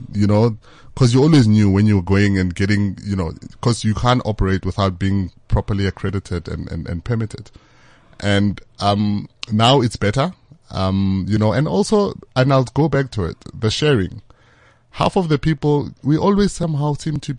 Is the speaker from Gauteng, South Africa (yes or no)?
yes; Bekkersdal, Gauteng, South Africa; Our business is based in Bekkersdal. I'm from Bekkersdal.